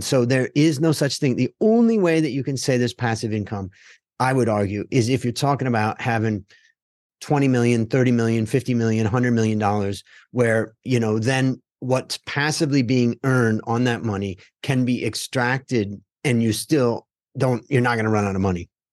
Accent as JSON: {"language": "English", "town": "Hudson", "region": "Ohio", "country": "United States", "tie": "born or raised there", "said": "we grew up outside of Cleveland, Ohio, in a little town called Hudson"}